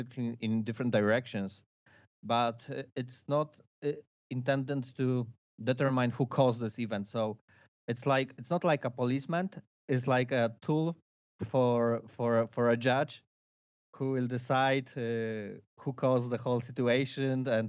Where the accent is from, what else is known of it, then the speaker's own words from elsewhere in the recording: Bydgoszcz, Kuyavian-Pomeranian Voivodeship, Poland; I'm flying in Bydgoszcz. Mm-hmm. It's a mid-sized city in Poland, in central Poland. Actually, it's a city with a lot of gliding history. Between First and Second World War, mm-hmm. there was a very, very large gliding school in my hometown.